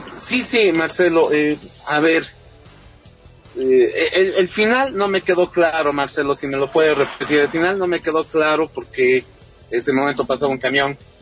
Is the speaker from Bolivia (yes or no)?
yes; Bolivia